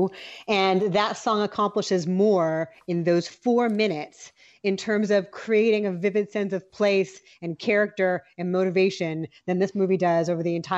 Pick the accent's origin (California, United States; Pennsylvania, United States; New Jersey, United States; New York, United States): California, United States; Los Angeles; I am a Valley Girl. I grew up in Woodland Hills in the 80s.